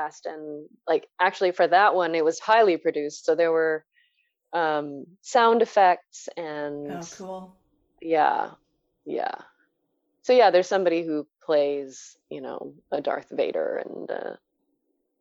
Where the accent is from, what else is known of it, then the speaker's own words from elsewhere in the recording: San Gabriel Valley, California, United States; moved away as an adult; also born or lived in Rhode Island / New York / Hawaii; growing up in the San Gabriel Valley